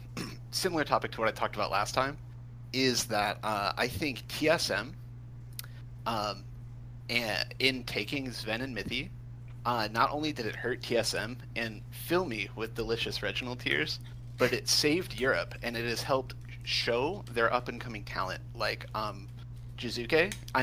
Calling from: Flint, Michigan, United States; I'm calling from Flint, Michigan.

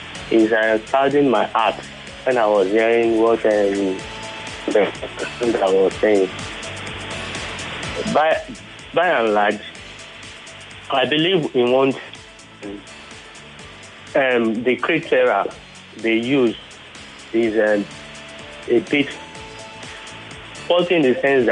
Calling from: Ilasa, Nigeria; from Ilasa.

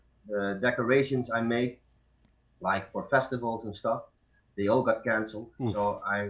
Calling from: Deest, Gelderland, Netherlands; I'm calling from Deest, and Deest is like a really small village near Nijmegen. Nijmegen is the biggest city in the neighborhood here.

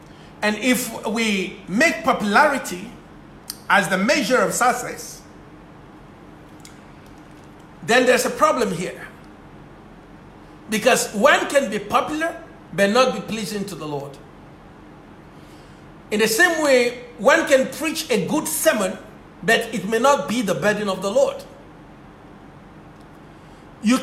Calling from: Ghana; and I'm speaking from Ghana, so it's an afternoon here.

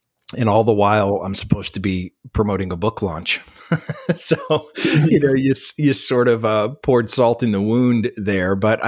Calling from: Cocoa Beach, Florida, United States; I'm calling you from Cocoa Beach, Florida, which is on the Atlantic side, about 45 minutes southeast of Orlando.

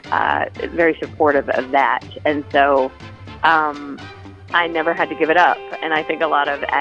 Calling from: Charleston, South Carolina, United States; I'm actually but I'm in Charles. I'm calling you from Charleston

